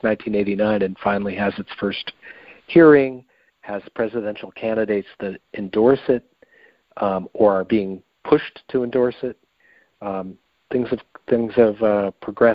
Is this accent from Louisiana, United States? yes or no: no; Michigan, United States; I grew up in Michigan